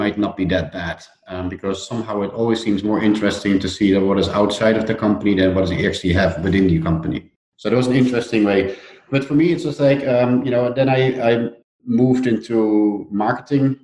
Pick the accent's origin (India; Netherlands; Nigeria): Netherlands; accent: Dutch; English is a second language; moved away as an adult; also born or lived in Switzerland; So you hear it in my accent. I'm Dutch